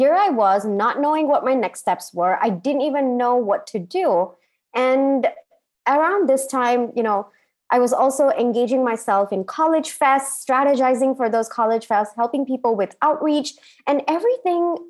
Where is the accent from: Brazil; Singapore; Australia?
Singapore; moved away; also born or lived in India / United States; I grew up in Singapore.